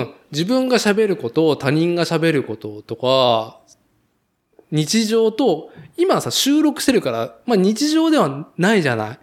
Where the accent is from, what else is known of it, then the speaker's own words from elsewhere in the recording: Nagoya, Aichi, Japan; 名古屋生まれ、名古屋育ちで